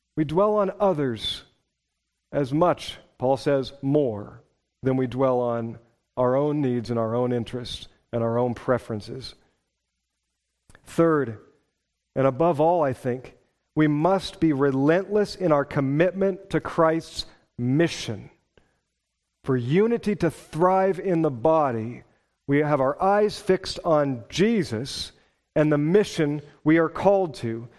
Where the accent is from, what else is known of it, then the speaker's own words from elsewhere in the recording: Pacific Northwest, United States; moved away as an adult; also born or lived in Wisconsin; I was from the Pacific Northwest